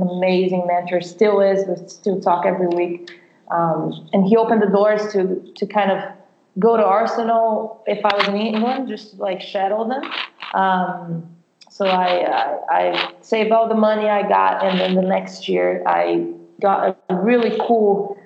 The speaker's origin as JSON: {"language": "English", "country": "Brazil", "tie": "born or raised there", "also_born_or_lived": "Ohio, United States", "second_language": "English", "moved": "as an adult", "lives_now": "United States", "said": "I'm from Brazil originally, so I played professional soccer in Brazil and played high school over there"}